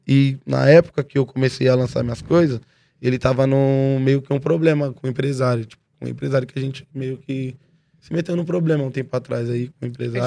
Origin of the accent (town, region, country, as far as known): São Paulo, Brazil; born or raised there; also born or lived in Mongaguá